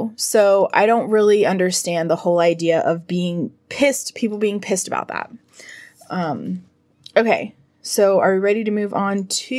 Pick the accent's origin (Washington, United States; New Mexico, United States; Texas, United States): New Mexico, United States; I'm from New Mexico, man.